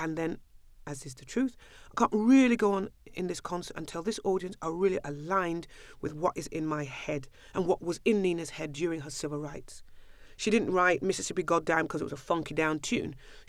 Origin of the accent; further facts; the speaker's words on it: London, United Kingdom; I love it. I'm a Londoner. Always will be. Always am.